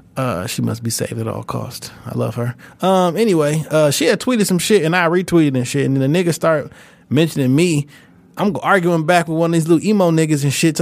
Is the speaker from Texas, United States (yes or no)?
no; Detroit, Michigan, United States; I'm from Detroit, which is also in North America